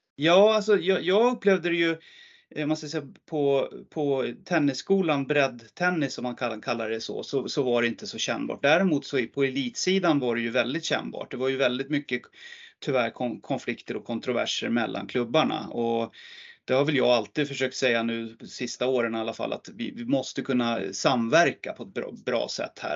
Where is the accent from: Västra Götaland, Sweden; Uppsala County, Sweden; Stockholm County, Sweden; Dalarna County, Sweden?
Uppsala County, Sweden; Hagunda; en liten förening där jag växte upp som heter Hagunda IF